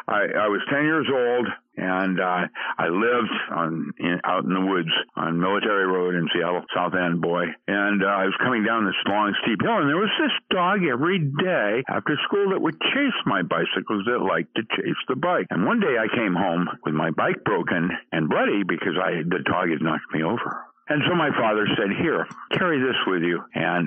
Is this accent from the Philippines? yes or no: yes; Philippines; And that's why I grew up in the Philippines and went to Buddhist missionary schools when I was four.